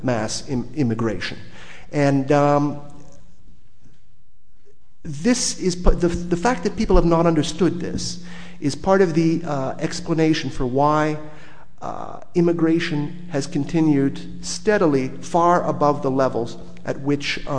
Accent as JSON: {"language": "English", "country": "United States", "said": "as an American coming to Europe"}